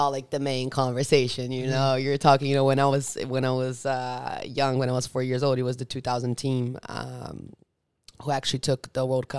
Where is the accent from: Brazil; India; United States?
Brazil; moved away; I grew up in Brazil